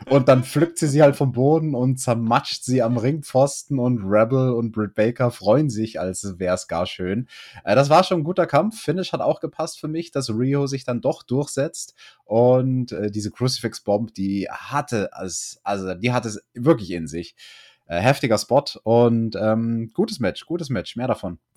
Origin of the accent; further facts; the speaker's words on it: Bavaria, Germany; bei uns in Bayern